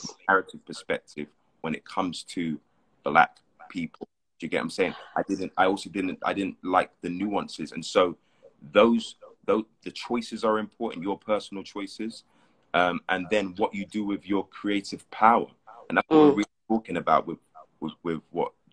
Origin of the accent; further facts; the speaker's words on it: London, United Kingdom; moved away as an adult; now in Los Angeles, United States; I grew up in Hackney for a bit, and then North London, spent a lot of time in South London.